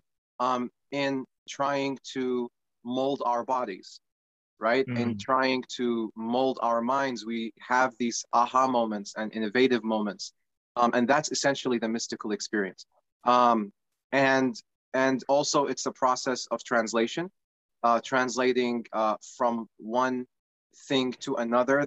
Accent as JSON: {"language": "English", "country": "Iraq", "moved": "yes", "lives_now": "United States", "said": "I'm originally from Iraq, and I migrated to the United States about 22 years ago now."}